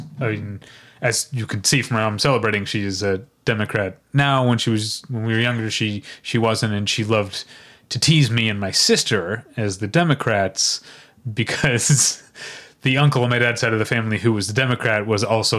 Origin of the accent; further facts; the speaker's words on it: St. Louis, Missouri, United States; we're German Irish Catholics from St. Louis.